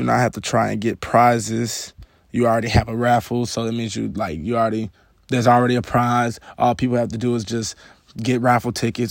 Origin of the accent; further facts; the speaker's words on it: Atlanta, Georgia, United States; also born or lived in Waleska, Georgia; I'm actually from Atlanta